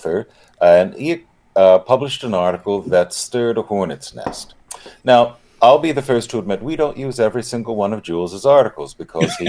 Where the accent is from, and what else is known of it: United States